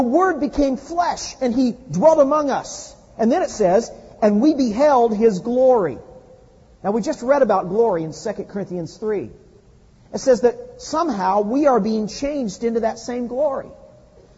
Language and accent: English; Midwest, United States; now in California, United States; I grew up in the Midwest